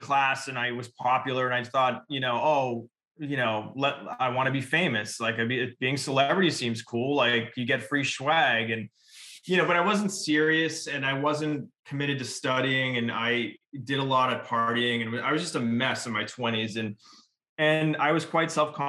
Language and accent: English; Revere, Massachusetts, United States; moved away as an adult; also born or lived in Boston; now in California, United States; I'm from Revere, Massachusetts, New England.